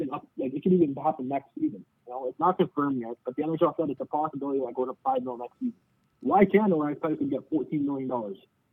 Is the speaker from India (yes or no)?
no; Canada; I'm Canadian